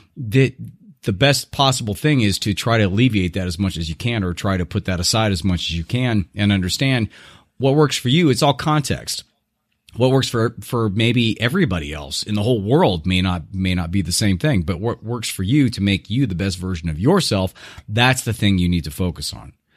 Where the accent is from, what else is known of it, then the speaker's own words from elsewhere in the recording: Irvine, California, United States; moved away; U C I, which is actually my hometown, uh, uh, University of California, Irvine, uh, back, uh, in Orange County